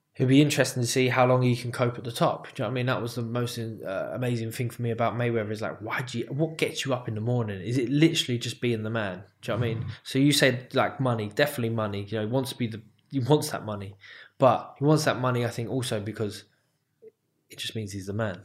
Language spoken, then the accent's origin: English; United Kingdom; me as a British fighter